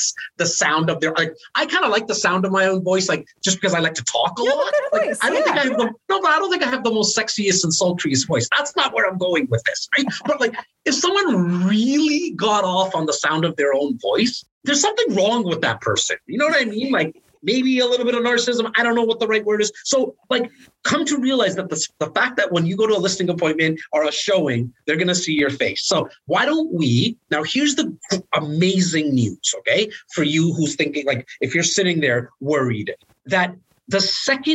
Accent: Toronto, Ontario, Canada; I'm born in the most northern part of Toronto in an area called Rexdale

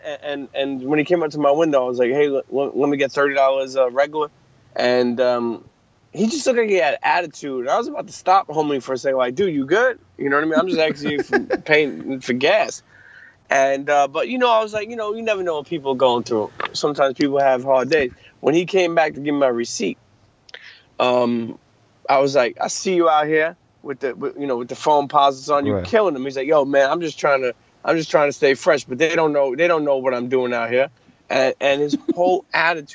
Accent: New York City, New York, United States; moved away as an adult; now in New Jersey, United States; I grew up in Brooklyn all my life. I live in Jersey now

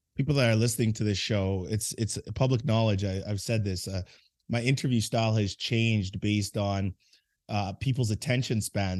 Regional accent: Edmonton, Alberta, Canada; moved away; I grew up in a place called Edmonton, Alberta, Canada

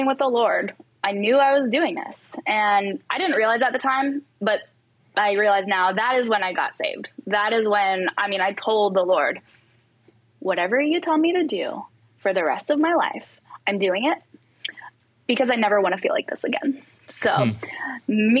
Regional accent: California, United States; moved away; I am originally from California

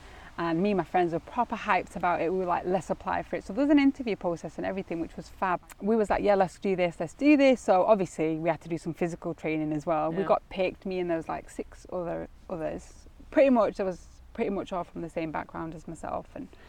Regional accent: Ashton, United Kingdom; I grew up, it was quite a sheltered upbringing, I think. So, you know, I was born in Ashton

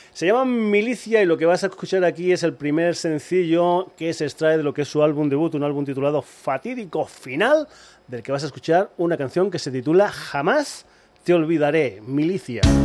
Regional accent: Extremadura, Spain; moved away; cuando voy para Extremadura, para mi pueblo

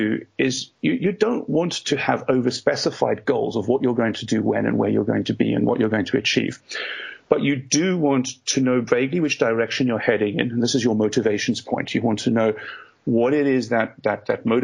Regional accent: South Africa; moved away as an adult; now in United Kingdom; I grew up in South Africa

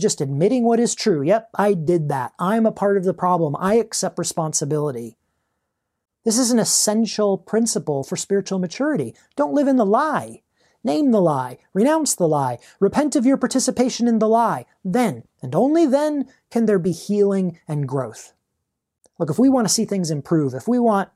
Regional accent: United States

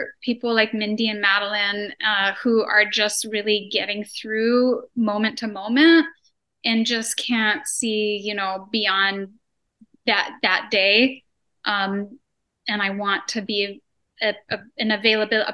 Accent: Hawaii, United States; Hawaii is my home. I was born and raised here. I'm not Hawaiian, but I am absolutely a local and it's home.

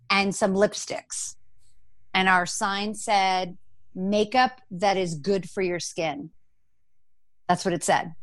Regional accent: Los Angeles, California, United States; also born or lived in New York; I grew up in Los Angeles

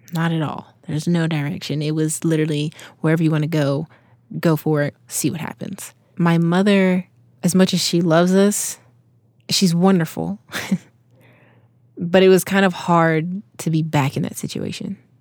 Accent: Crawfordville, Georgia, United States; moved away as an adult; also born or lived in Salt Lake City, Utah; originally I was, uh, born and raised in Georgia.

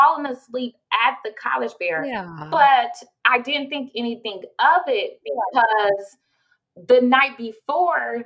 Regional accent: Columbus, Ohio, United States; moved away; We're originally from Columbus, Ohio

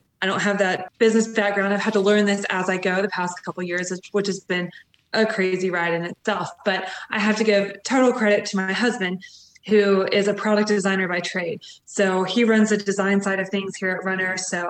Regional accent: Atlanta, Georgia, United States; I'm from Atlanta.

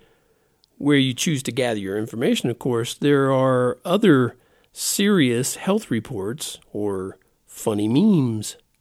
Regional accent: United States; the get-things-done attitude that I grew up in here in America

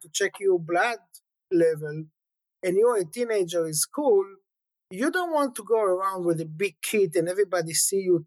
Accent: Jerusalem, Jerusalem District, Israel; I grew up in a religious family in Jerusalem

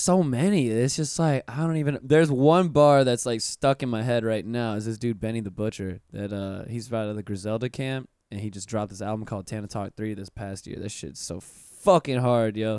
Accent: Pensacola, Florida, United States; moved away; I'm from Pensacola, which is way, way up in Northwest Florida, right next to Alabama

